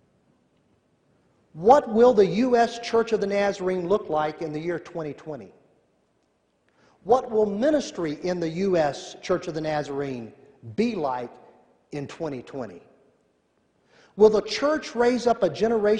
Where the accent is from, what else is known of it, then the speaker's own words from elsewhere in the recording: Tennessee, United States; I'm from Tennessee.